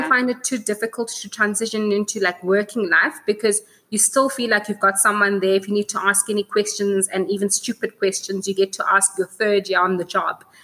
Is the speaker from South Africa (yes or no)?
yes; South Africa; as a South African